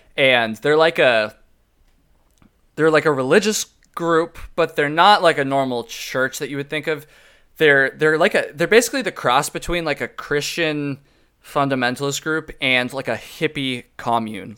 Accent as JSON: {"language": "English", "region": "Vermont", "country": "United States", "said": "I'm from Vermont"}